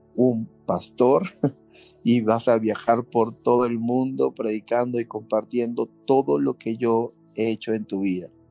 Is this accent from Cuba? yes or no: no; Peru; moved away as an adult; now in Mexico; salimos de Perú ah, y estamos eh, viviendo la aventura del llamado de Dios aquí en México